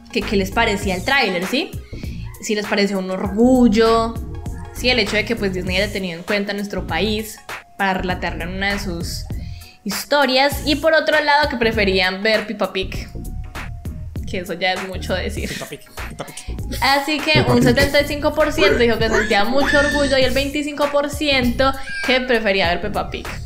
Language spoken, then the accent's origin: Spanish; Colombia; los dirigentes de este maravilloso parche somos todos colombianos.